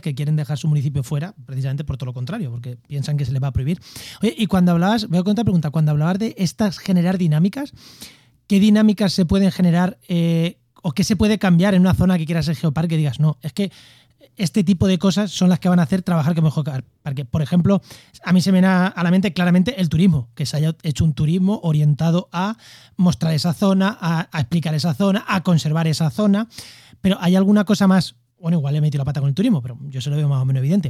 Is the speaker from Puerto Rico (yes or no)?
no; Castilla-La Mancha, Spain; now in Córdoba, Spain; manchegos pues somos más, bueno, manchego en Córdoba